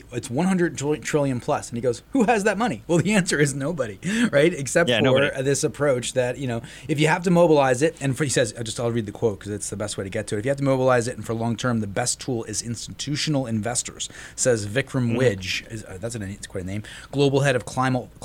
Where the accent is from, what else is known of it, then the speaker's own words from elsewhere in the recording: New Jersey, United States; it's kind of proud of New Jersey, right? You know, it's my home state